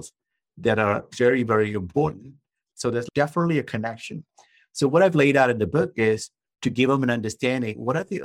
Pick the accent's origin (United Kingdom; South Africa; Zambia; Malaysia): Malaysia; now in San Diego, United States; I'm originally from Malaysia. Yeah, I was born in Malaysia. Came to the United States back in the mid-1980s